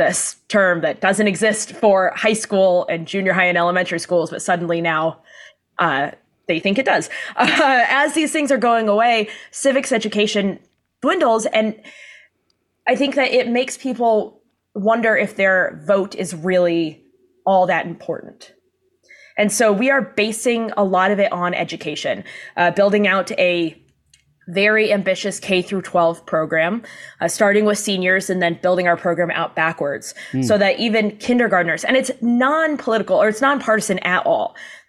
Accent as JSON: {"language": "English", "town": "San Diego", "region": "California", "country": "United States", "tie": "born or raised there", "said": "Down in San Diego."}